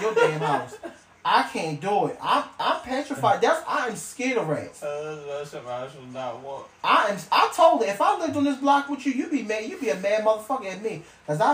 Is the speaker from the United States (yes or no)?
yes; Maryland, United States; I'm from Maryland where the rats will ride the platform, not the fucking train